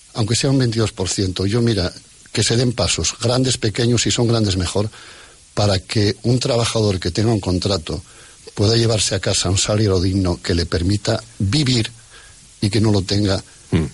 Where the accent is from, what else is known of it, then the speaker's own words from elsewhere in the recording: Asturias, Spain; como asturiano de esta, de esta brigada